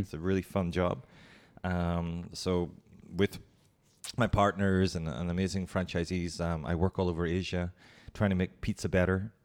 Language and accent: English; Ireland; moved away as an adult; also born or lived in Hong Kong / Singapore / Bangkok; Irish, and I'm, I'm, very proud of being Irish, and I love going home.